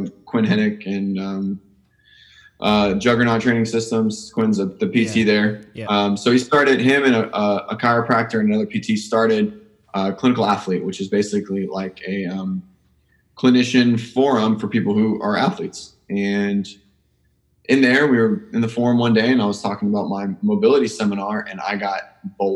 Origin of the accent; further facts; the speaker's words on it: Pensacola, Florida, United States; also born or lived in Miami; I was from Pensacola. It's where I went to undergrad